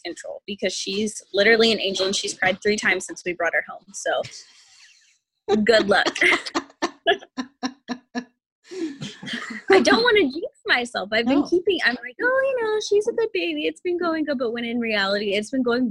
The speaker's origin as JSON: {"language": "English", "town": "Wichita", "region": "Kansas", "country": "United States", "tie": "born or raised there", "also_born_or_lived": "Goddard, Kansas", "said": "I am actually from Kansas. I'm from Wichita, Kansas. I was born there. I went to school in Goddard, Kansas through ninth grade"}